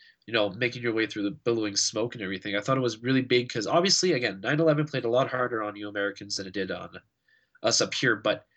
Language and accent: English; Canada; But personally speaking, as a Canadian